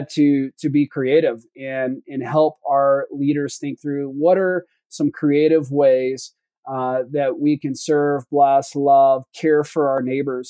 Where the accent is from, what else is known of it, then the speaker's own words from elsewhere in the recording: the South, United States; now in Salt Lake City, United States; being from the South, every Thanksgiving, we love to fry turkeys.